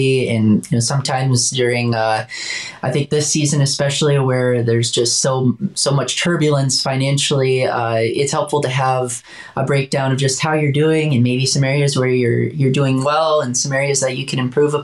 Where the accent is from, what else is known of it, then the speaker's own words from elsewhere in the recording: Wisconsin, United States; I'm from Wisconsin